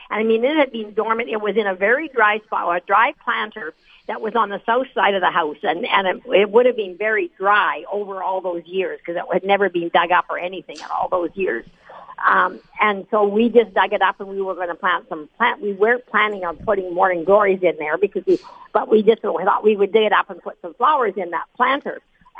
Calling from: Minnedosa, Manitoba, Canada; I'm calling from Minnedosa

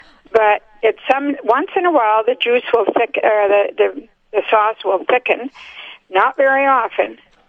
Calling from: Kaleida, Manitoba, Canada; I'm calling from Kaleida.

